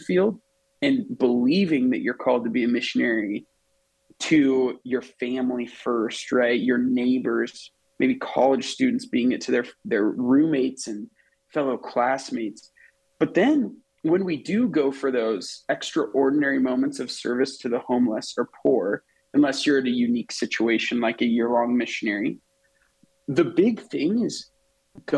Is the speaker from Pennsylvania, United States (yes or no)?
no; Nebraska, United States; I'm from Nebraska